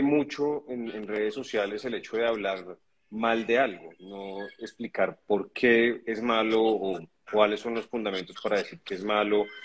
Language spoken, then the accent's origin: Spanish; Colombia; yo soy colombiano